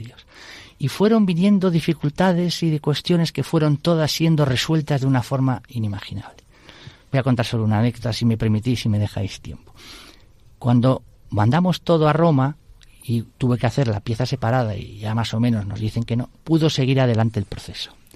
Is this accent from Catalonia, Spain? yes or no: no; Vigo, Galicia, Spain; now in Madrid, Spain; somos gallegos, de Vigo